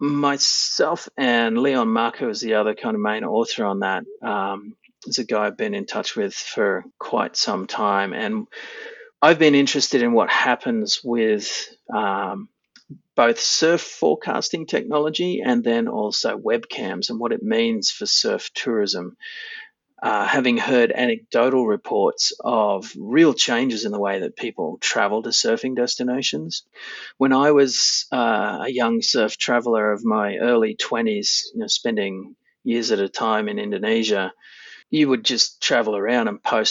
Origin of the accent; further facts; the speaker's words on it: mid-north coast of New South Wales, Australia; also born or lived in Fiji; I grew up on the mid-north coast of New South Wales in Australia